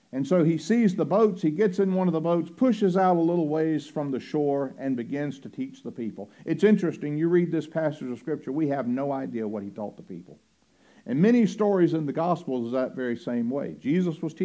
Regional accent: Roanoke Rapids, North Carolina, United States; the name of my hometown is Roanoke Rapids

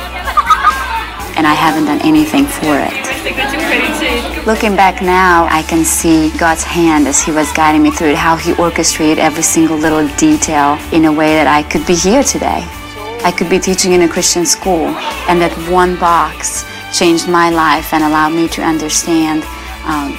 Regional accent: Romania; moved away; My childhood was difficult as I grew up in Romania

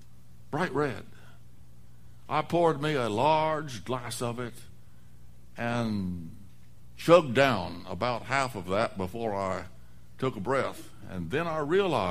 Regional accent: the West, United States; moved away; I grew up in the West

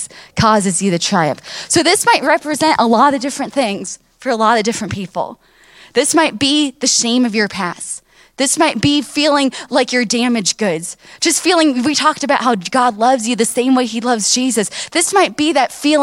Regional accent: Miami, Florida, United States; I grew up down in Miami where my grandparents and my parents, they have, you know, a wonderful church down there

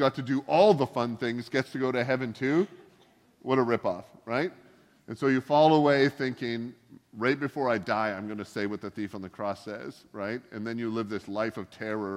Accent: Canada; also born or lived in the South (United States); now in Pacific Northwest, United States; I grew up in Canada where the drinking age is kind of a suggestion.

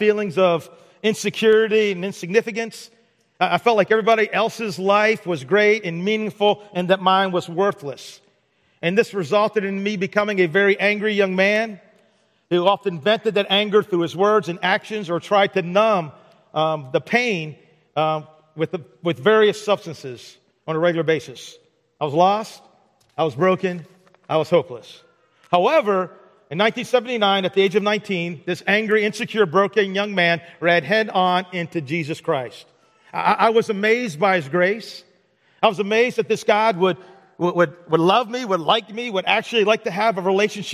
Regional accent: Baltimore, Maryland, United States; I was born on February the 4th, 1960, in Baltimore, Maryland

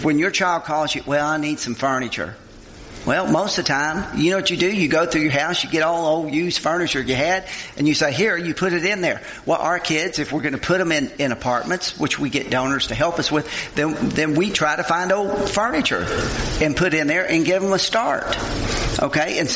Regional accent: Olive Hill, Kentucky, United States; I grew up in Olive Hill, Kentucky, Eastern Kentucky.

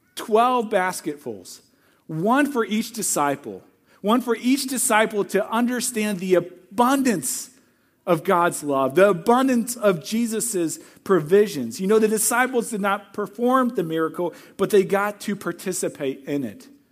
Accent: Missouri, United States; moved away; I'm from Missouri

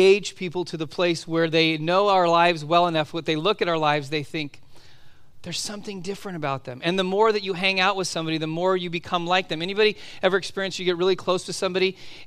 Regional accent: Southern California, United States; moved away as an adult; also born or lived in Oregon; growing up in Southern California

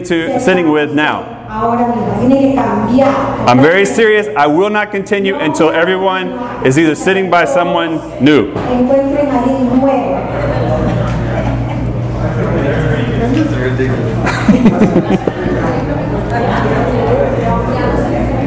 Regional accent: Southern, Southern United States, United States; accent: Southern; first language English; in my native tongue, in Southern, right, we use y'all for a few people or all y'all for all y'all

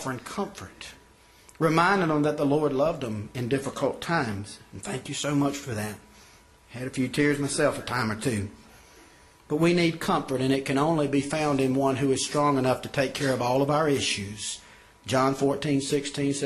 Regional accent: Person County, North Carolina, United States; I was born and raised here in Person County

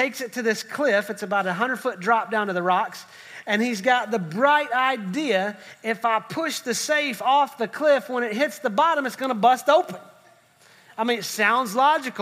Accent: West Virginia, United States; I'm from West Virginia, so I'm just grateful my family tree branches

